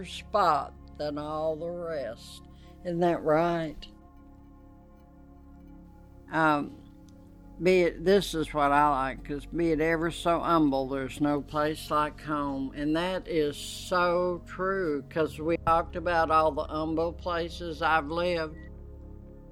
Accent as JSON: {"language": "English", "town": "Amarillo", "region": "Texas", "country": "United States", "tie": "born or raised there", "also_born_or_lived": "Colorado", "said": "I was born in Amarillo, Texas"}